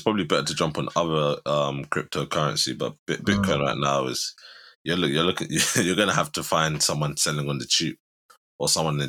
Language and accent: English; England, United Kingdom; because we're from England.